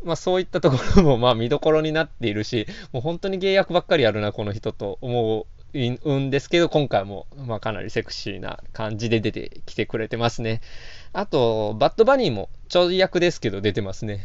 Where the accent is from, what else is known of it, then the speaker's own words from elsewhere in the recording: Osaka, Japan; 四十年近く大阪に住んできた